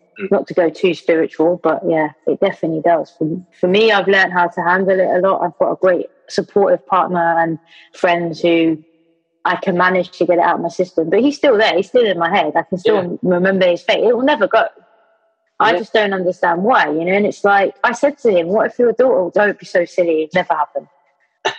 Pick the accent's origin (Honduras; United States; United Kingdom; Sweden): United Kingdom; London; also born or lived in Brighton; now in Manchester, United Kingdom; I'm born and bred in London. Don't know if you can tell, Gov. But, like, yeah, West London as well, Portobello Road